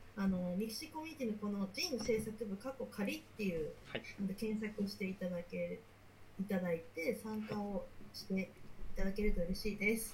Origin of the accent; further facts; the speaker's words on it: Akita, Japan; その秋田で、まあ、生まれ育って